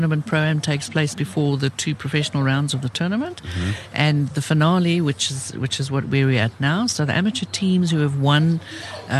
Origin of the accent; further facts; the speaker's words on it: Cape Town, Western Cape, South Africa; I'm a Cape Townian